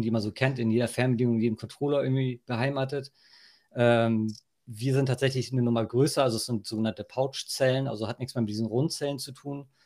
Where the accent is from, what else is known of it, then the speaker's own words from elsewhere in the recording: Hohenaspe, Schleswig-Holstein, Germany; also born or lived in Berlin / Denmark; komme ich hier aus dem Norden, aus dem Dorf Hohenaspel